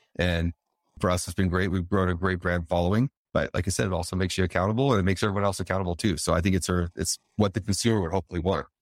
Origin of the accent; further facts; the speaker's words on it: Colorado, United States; moved away as an adult; also born or lived in Las Vegas, Nevada; I'm originally from Colorado, but I was in Vegas for eight years